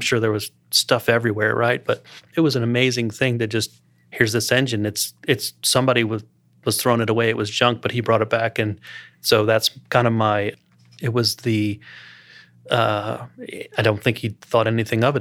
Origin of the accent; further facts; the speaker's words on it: Columbia, Maryland, United States; also born or lived in Baltimore-Washington area, Maryland; now in Lake Norman area, United States; I grew up around the Baltimore, Washington area in Maryland